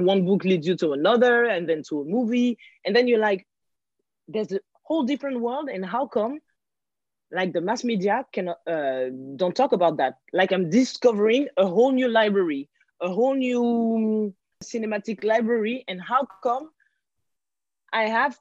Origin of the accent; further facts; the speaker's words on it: France; also born or lived in Guinea-Bissau; I live in France. I was born in France.